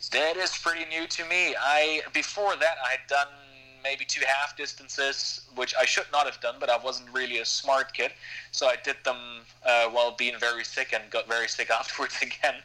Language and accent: English; Germany; moved away as an adult; now in Girona, Spain; I'm from Germany, so I'm I'm not grown up with the mentality of countries where you don't talk about pay